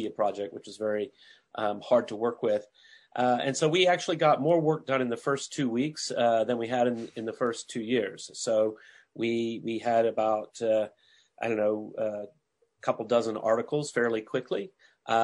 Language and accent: English; Huntsville, Alabama, United States; my hometown, Huntsville, Alabama